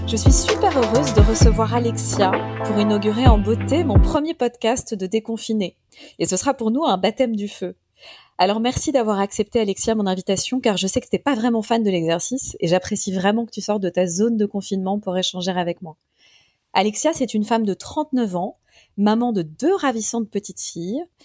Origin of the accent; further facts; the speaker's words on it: Paris, Île-de-France, France; je suis parisienne